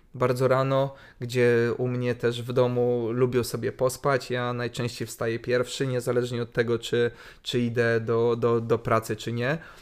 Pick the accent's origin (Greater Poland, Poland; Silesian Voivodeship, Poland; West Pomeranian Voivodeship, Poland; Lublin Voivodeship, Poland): Lublin Voivodeship, Poland; Lublin; wychowałem się na Starym Mieście